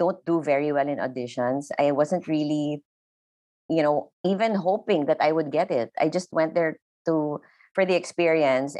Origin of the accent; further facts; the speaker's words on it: Philippines; English is a second language; I'm Filipino